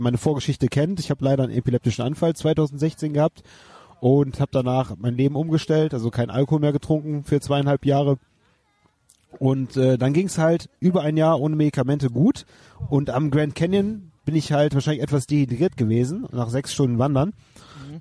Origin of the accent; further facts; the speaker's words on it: Wermelskirchen, North Rhine-Westphalia, Germany; now in Leverkusen, Germany; In meiner alten Heimat Wermelskirchen